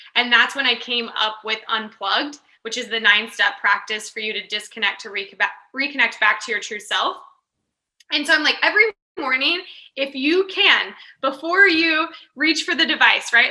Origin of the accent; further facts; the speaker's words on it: Kansas, United States; moved away as an adult; also born or lived in California; I grew up in Kansas, and honestly, there isn't much else to do in Kansas